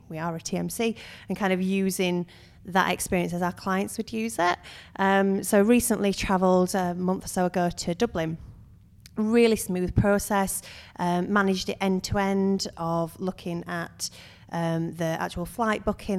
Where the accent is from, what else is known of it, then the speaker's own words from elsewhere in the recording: United Kingdom; also born or lived in Suwon, South Korea; we're, we're British